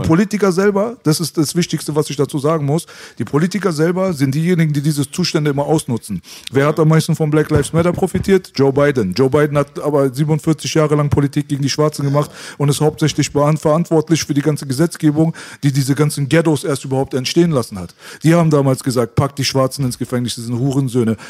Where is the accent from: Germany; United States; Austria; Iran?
Iran; moved away; das Land, wo ich herkomme, hat schon immer ein riesengroßes Potenzial gehabt